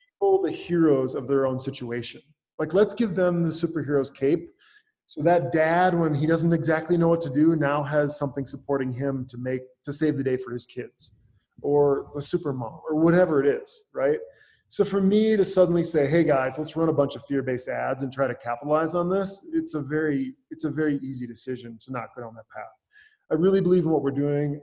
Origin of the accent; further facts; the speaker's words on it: Northwest Wisconsin, United States; moved away as an adult; also born or lived in Minneapolis, United States / Los Angeles, United States; I grew up in Northwest Wisconsin on a dairy farm.